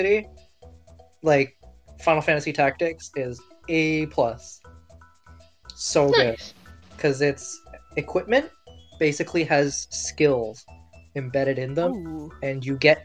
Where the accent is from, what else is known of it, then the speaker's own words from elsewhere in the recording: Canada; we are Canadian